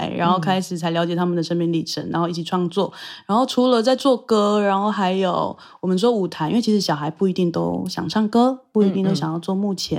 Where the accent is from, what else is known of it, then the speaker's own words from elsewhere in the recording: Taitung County, Taiwan; 我是台东人。